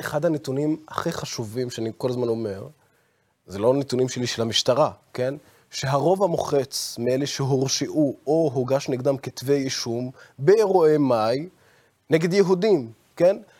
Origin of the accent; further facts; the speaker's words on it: Israel; also born or lived in Baqa al-Gharbiyye; אני בתור ערבי, אזרח מדינת ישראל